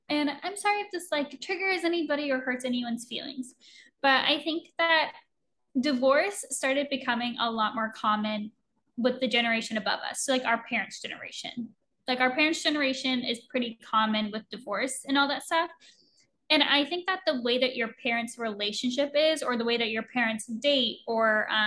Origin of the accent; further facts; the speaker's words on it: Oregon, United States; moved away as an adult; I was 20 when I moved across the country from Oregon to Florida, didn't know anybody.